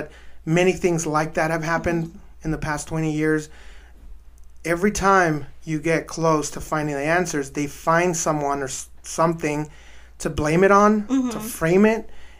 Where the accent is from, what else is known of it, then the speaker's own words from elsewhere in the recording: Ciudad Juárez, Chihuahua, Mexico; now in El Paso, United States; especially from my hometown, and living in El Paso is right there, our neighboring city, across the border.